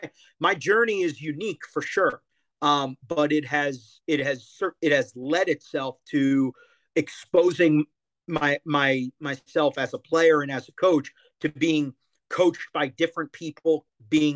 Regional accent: Toms River, New Jersey, United States; moved away; There's a park 5 blocks down from where I grew up in Toms River, New Jersey

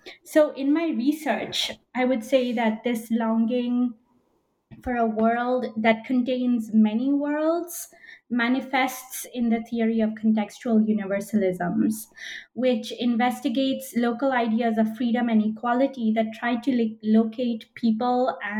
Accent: Belgium; moved away as an adult; also born or lived in United States / United Kingdom; So I'm of Indian origin, but I was born in Belgium. I'm still a Belgian citizen as well as an American citizen. And I've lived in Belgium, the US, and the UK.

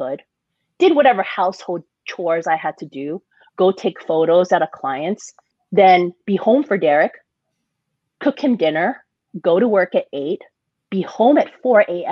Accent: Hawaii, United States; also born or lived in San Diego; now in Las Vegas, United States; growing up in Hawaii, it was my first job

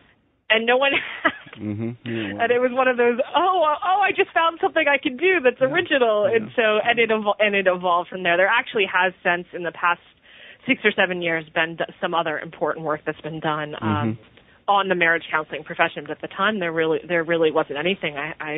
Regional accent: Wilmington, Delaware, United States; So I grew up in Wilmington, Delaware, the large family, mm-hmm. and I went to college in North Carolina

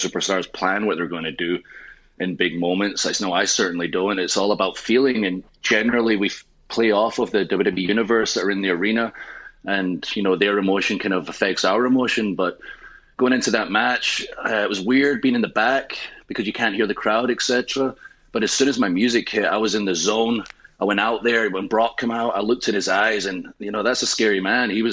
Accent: Scotland, United Kingdom; I am Scottish

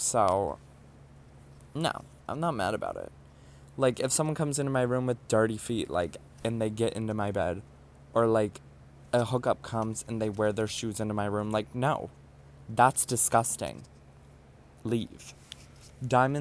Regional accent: Ohio, United States; moved away as an adult; now in New York City, United States; After moving out of my household in Ohio

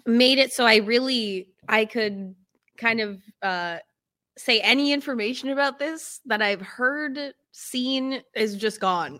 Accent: upstate New York, United States; I'm from upstate New York, uh, grew up on a farm in the middle of nowhere

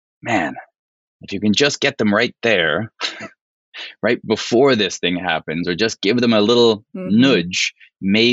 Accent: Canada; now in United States; so I'm Canadian, right? I've lived in the States for a very long time, but I was still raised in Canada

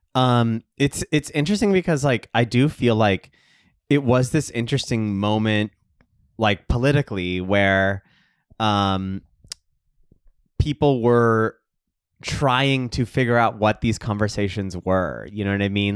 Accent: Texas, United States; I grew up in Texas, too

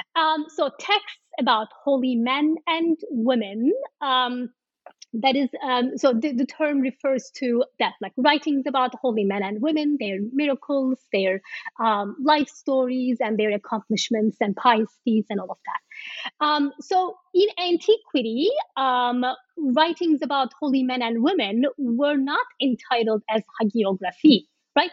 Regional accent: Turkey; I am from Turkey

